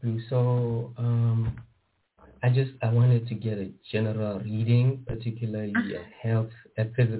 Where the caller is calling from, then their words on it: Botswana; from Botswana.